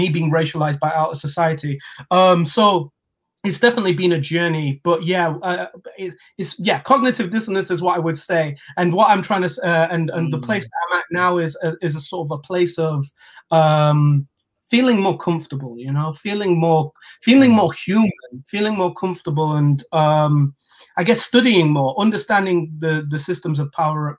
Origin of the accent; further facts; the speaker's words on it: Sheffield, Yorkshire and the Humber, United Kingdom; Sheffield, that's my home